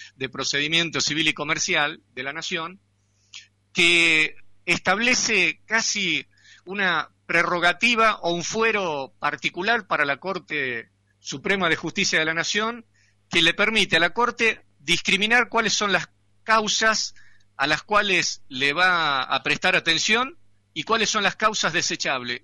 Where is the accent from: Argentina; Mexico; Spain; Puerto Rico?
Argentina